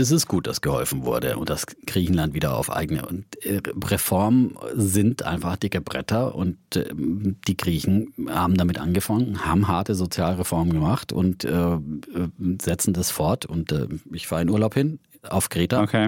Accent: Franconia, Germany; Ich bin ein solider, fränkischer, sparsamer Mensch

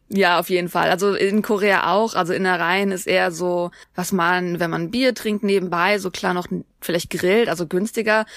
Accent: Germany

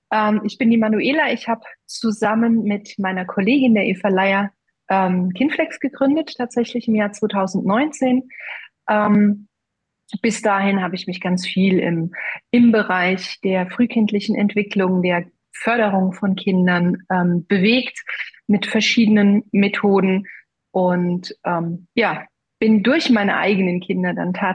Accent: Brühl, Baden-Württemberg, Germany; habe ich äh, hier in meinem Heimatort in Brühl bei Heidelberg mit meiner Freundin eine Praxis aufgemacht.

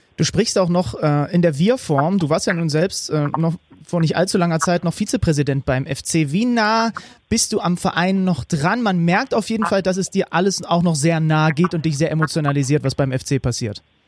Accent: Zwickau, Saxony, Germany; Ich bin gebürtiger Zwickauer.

